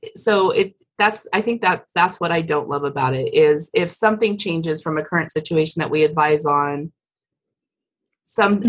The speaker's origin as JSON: {"language": "English", "region": "Colorado", "country": "United States", "tie": "born or raised there", "said": "I grew up in Colorado"}